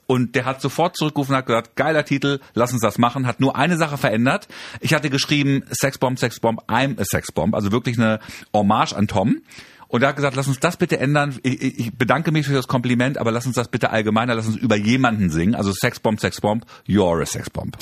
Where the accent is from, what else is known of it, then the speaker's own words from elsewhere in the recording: Germany; meine Eltern sind türkisch, ich bin in Deutschland geboren